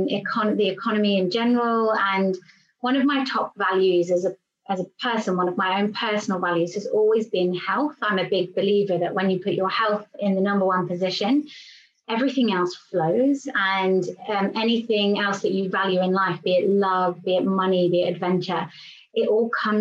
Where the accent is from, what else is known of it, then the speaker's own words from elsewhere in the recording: England, United Kingdom; also born or lived in London; I'm English and I am currently in England at the moment